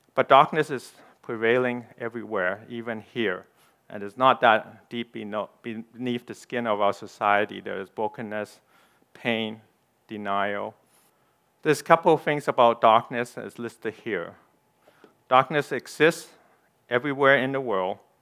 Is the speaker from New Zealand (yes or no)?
no; Canada; I'm a Canadian. I'm ethnic Chinese